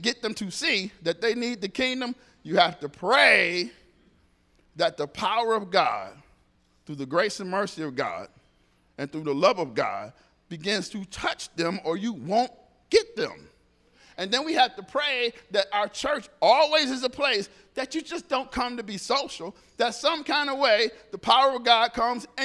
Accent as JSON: {"language": "English", "town": "Detroit", "region": "Michigan", "country": "United States", "tie": "born or raised there", "said": "I grew up in Detroit."}